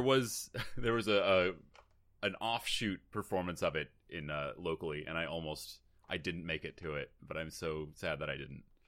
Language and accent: English; Seattle, Washington, United States; I grew up in Seattle